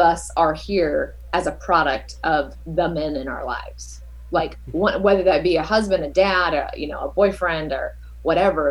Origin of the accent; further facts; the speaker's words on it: Southern California, United States; also born or lived in East Coast; born and raised in Southern California